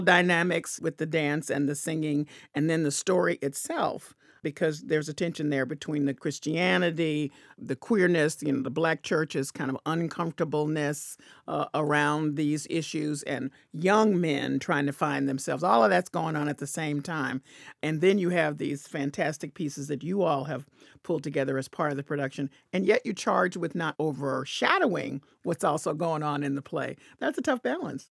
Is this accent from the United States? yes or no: yes; Memphis, Tennessee, United States; I'm from Memphis, Tennessee, so I heard that song a billion times in church